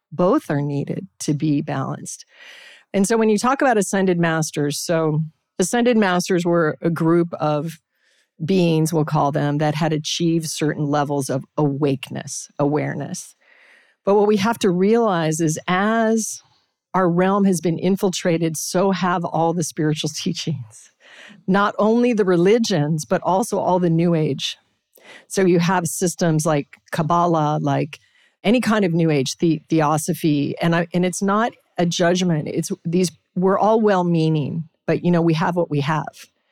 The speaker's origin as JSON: {"language": "English", "town": "Anchorage", "region": "Alaska", "country": "United States", "tie": "born or raised there", "said": "I was raised in Alaska, Anchorage, Alaska."}